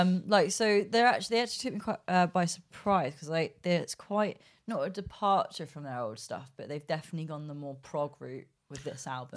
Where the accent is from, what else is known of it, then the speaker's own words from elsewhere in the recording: England, United Kingdom; we're from England